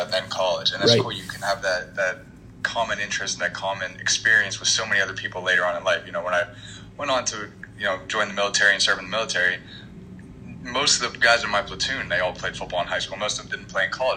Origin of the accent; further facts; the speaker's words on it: Belle Vernon, Pennsylvania, United States; growing up in Belle Vernon, big time football tradition there